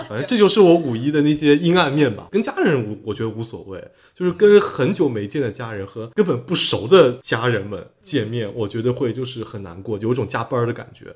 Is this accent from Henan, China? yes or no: no; Dongyang, Zhejiang, China; now in Jiaxing, China; 因为我老家东阳嘛，金华东阳